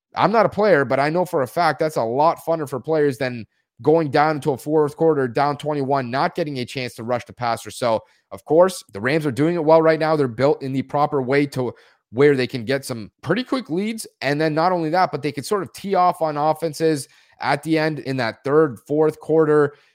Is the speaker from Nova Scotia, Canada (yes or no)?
no; near Toronto, Ontario, Canada; I'm from Canada, nearby Toronto